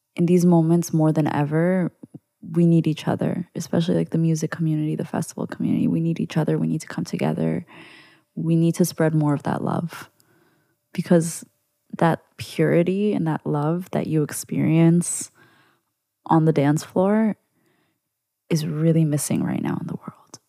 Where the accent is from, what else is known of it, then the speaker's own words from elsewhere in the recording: New York, United States; as a Jew growing up in New York